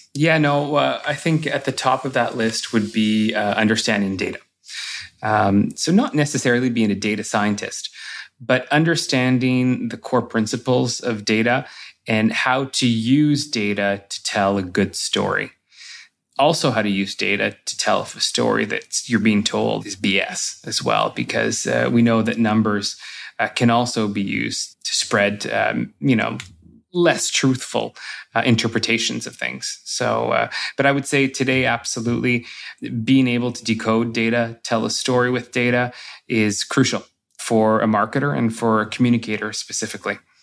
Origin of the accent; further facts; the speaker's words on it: Sudbury, Ontario, Canada; I grew up in Sudbury